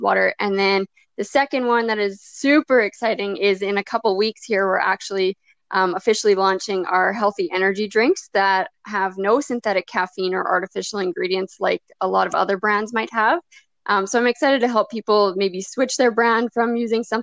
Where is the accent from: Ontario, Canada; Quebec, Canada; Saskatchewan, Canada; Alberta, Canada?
Saskatchewan, Canada; I'm from Saskatchewan, Canada